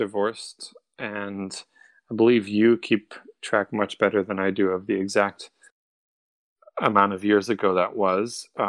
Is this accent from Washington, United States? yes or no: no; Cincinnati, Ohio, United States; also born or lived in Florence, Italy; I grew up in both places. I grew up in Cincinnati, Ohio, and in Florence, Italy.